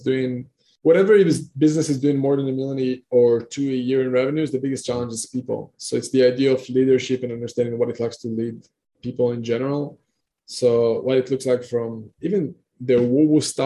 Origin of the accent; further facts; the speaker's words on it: Israel; moved away; I'm coming originally from Israel. Right now I'm coming all over the place